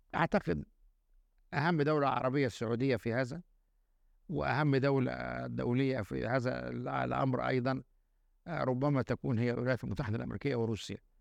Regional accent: Egypt; أنا راجل مصري

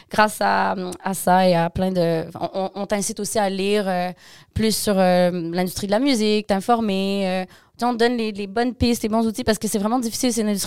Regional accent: Montreal, Quebec, Canada; also born or lived in Montmagny; OK, donc je suis née à Montmagny. Euh, ma mère est québécoise, mon père est français sénégalais, breton sénégalais.

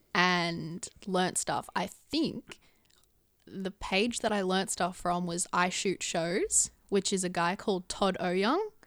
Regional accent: Gold Coast, Queensland, Australia; moved away as an adult; now in Sydney, Australia; I was born and raised on the Gold Coast

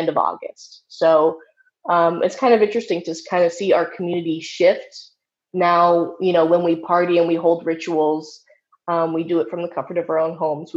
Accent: Seattle, Washington, United States; I'm from Seattle, and so my experience in my chapter of the Satanic Temple

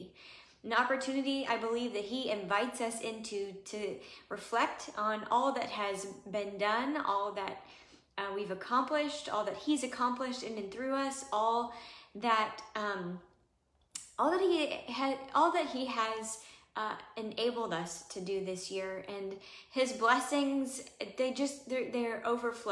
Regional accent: Missouri, United States; I grew up in Missouri

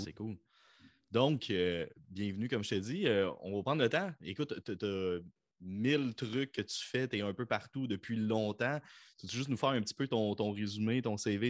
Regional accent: Quebec, Canada; accent: Quebec; au Québec, on fait ah, j'ai un accent

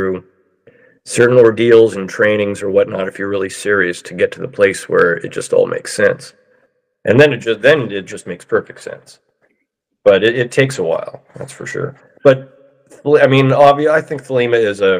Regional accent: Mill Valley, California, United States; my hometown of Mill Valley, California

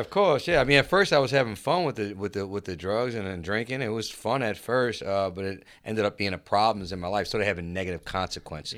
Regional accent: Chalmette, Louisiana, United States; I grew up in Chalmette

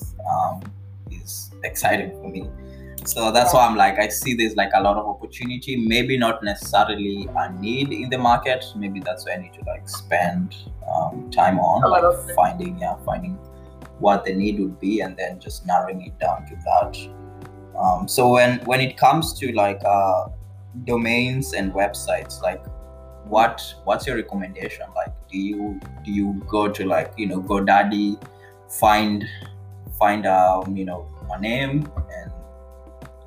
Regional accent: Kenya; I'm from Kenya

